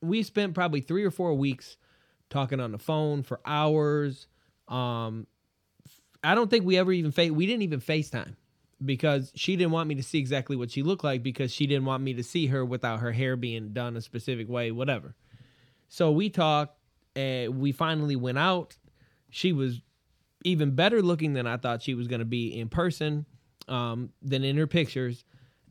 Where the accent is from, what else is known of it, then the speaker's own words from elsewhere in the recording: United States; I was from America